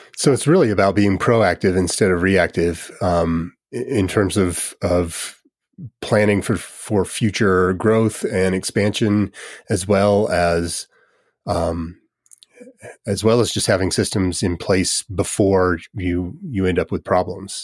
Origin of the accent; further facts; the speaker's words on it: United States; I'm from the United States